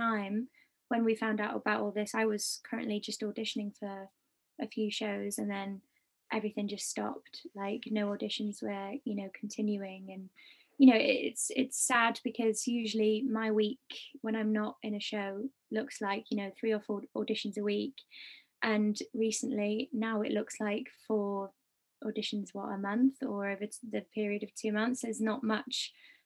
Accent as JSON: {"language": "English", "region": "Wales", "country": "United Kingdom", "said": "We've been like a team of Welshies in the industry"}